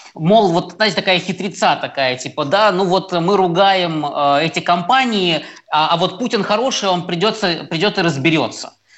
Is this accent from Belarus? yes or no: yes; Belarus; мы, белорусы, с ним эти 26 лет э, прожили